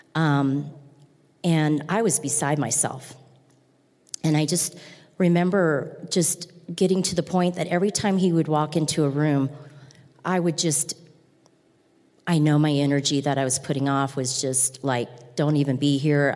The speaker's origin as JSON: {"language": "English", "region": "Nebraska", "country": "United States", "tie": "born or raised there", "said": "I'm from Nebraska. I'm a big Husker fan. We grew up big Husker fans in my family"}